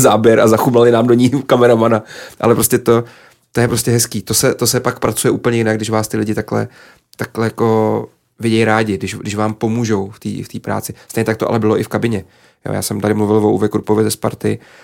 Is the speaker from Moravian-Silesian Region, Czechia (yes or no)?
no; Písek, South Bohemian Region, Czechia; moved away; já jsem vyrůstal prostě na malém městě a fandil jsem tomu svýmu svýmu klubu